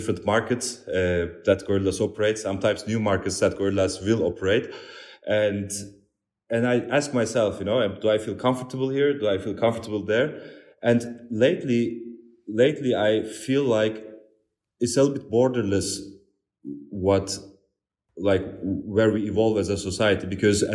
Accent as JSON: {"language": "English", "country": "Turkey", "moved": "yes", "said": "I'm coming from Turkey"}